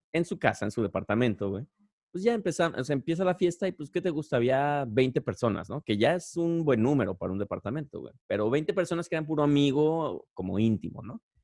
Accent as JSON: {"language": "Spanish", "town": "Guadalajara", "region": "Jalisco", "country": "Mexico", "tie": "born or raised there", "moved": "yes", "said": "cuando estaba en secundaria. Y sobre todo, yo vivía allá en Guadalajara"}